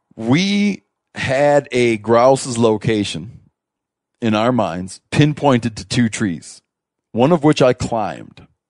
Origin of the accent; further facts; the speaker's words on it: Michigan, United States; moved away; I grew up in Michigan, right? We moved out west